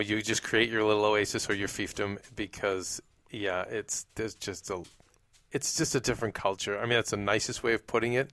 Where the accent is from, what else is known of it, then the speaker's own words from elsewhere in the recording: Boston, Massachusetts, United States; moved away; where I grew up in Boston